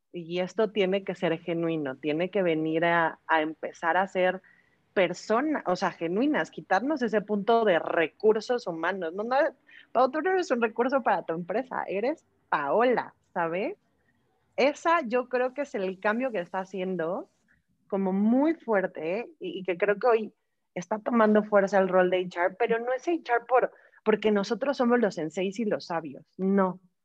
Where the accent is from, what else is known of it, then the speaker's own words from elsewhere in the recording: Mexico; Tengo 35 años, soy mexicana